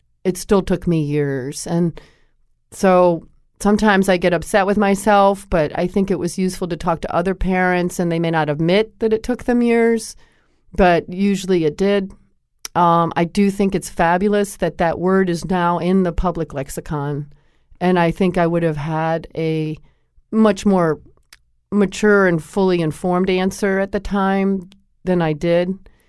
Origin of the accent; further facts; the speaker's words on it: Connecticut, United States; I had been that way myself. I grew up in Connecticut, and I played basketball.